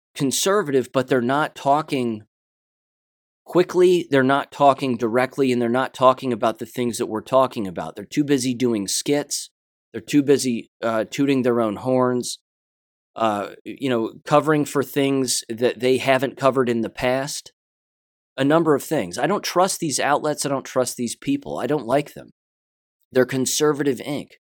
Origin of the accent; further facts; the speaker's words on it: United States; I'm an American, first and foremost